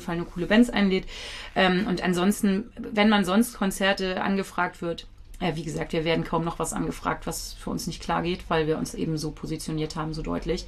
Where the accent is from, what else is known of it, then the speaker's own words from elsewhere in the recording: Kiel, Schleswig-Holstein, Germany; ich bin ja in Kiel geboren